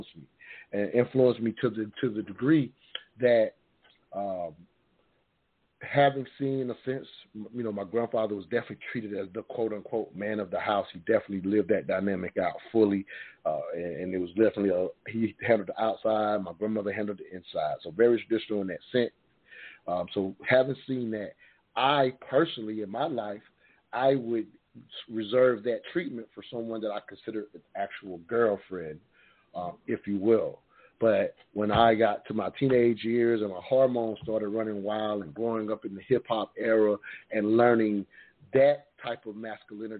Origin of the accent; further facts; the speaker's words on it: the South, United States; growing up in the South, fortunate enough to see my grandparents' marriage